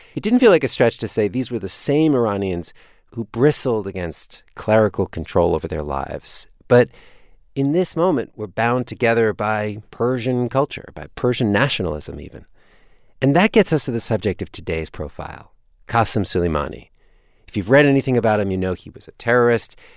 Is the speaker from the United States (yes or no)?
yes; United States; being an American in Iran